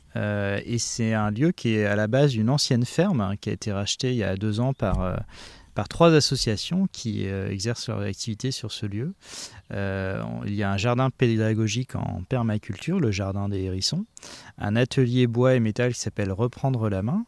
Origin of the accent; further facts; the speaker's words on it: Saint-Malo, Brittany, France; je suis marin à la base, j'ai grandi à Saint-Malo